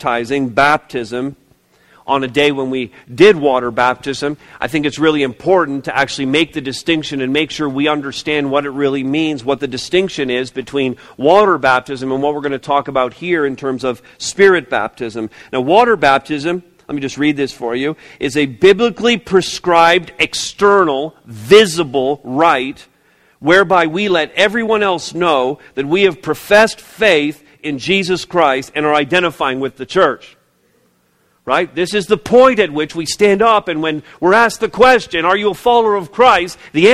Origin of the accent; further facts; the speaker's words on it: Montreal, Quebec, Canada; moved away; I was born, as many of you know, I was born in the province of Quebec. I was born in Montreal, 1964.